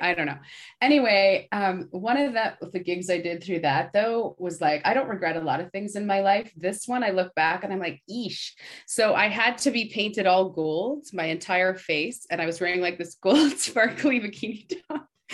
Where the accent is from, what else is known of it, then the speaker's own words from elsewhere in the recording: Canada; moved away as an adult; also born or lived in Toronto; now in New York, United States; being a Canadian